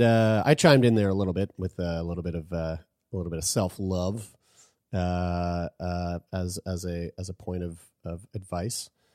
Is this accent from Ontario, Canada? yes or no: no; St. John's, Newfoundland and Labrador, Canada; I was born in Saint John's, Newfoundland